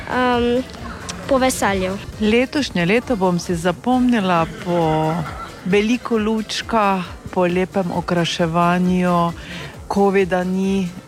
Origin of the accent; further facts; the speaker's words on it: Lovrenc na Pohorju, Drava, Slovenia; z Lovrenca, pa nas pa rečemo tak